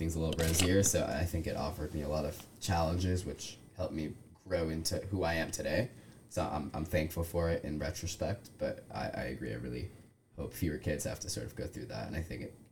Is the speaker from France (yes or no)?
no; United States; growing up in America